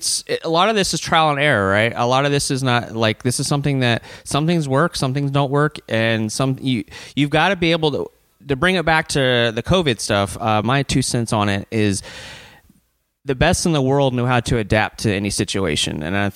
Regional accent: Baton Rouge, Louisiana, United States; now in Polk County, United States; Originally from Baton Rouge, Louisiana.

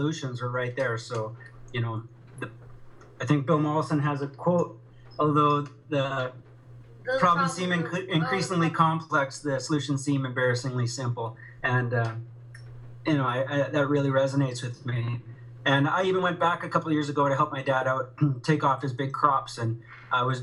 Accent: Alberta, Canada; I grew up in Alberta, and my parents farm about 1,000 acres

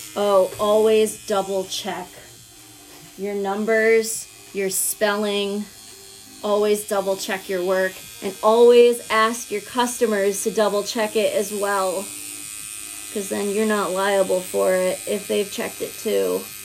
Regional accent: Round Lake, New York, United States; I'm from Round Lake, New York

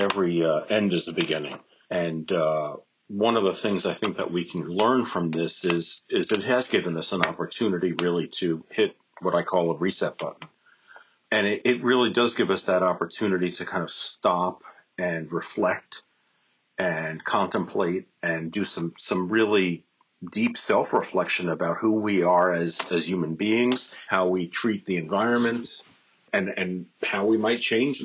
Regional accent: New York City, New York, United States; I'm a New Yorker, a native New Yorker, and so I work quickly and I walk fast.

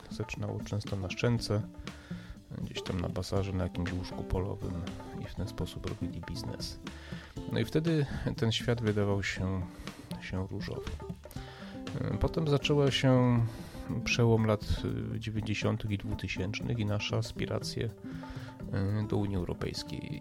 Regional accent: Poland

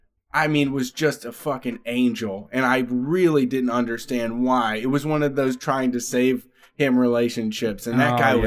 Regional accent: Ohio, United States; Everybody in Ohio besides us has two first names.

